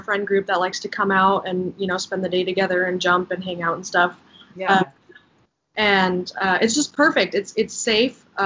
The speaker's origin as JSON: {"language": "English", "town": "Folsom", "region": "California", "country": "United States", "tie": "born or raised there", "also_born_or_lived": "Sacramento, United States", "said": "I grew up in Folsom"}